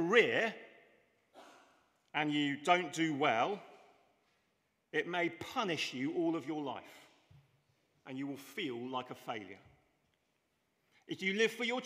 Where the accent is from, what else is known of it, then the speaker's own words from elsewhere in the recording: England, United Kingdom; I'm English